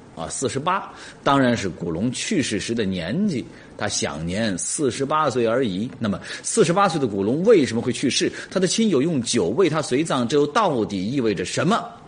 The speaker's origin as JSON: {"language": "Chinese", "region": "Jiangxi", "country": "China", "said": "我们江西人"}